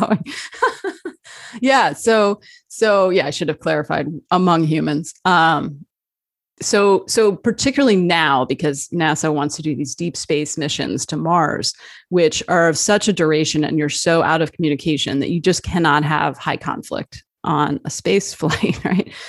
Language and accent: English; New Jersey, United States; also born or lived in Arizona; I uh, was born in Arizona. I grew up in New Jersey